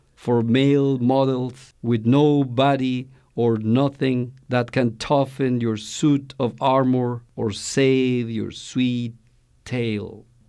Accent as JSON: {"language": "English", "country": "Mexico", "moved": "yes", "lives_now": "Oakland, United States", "said": "I am from Mexico."}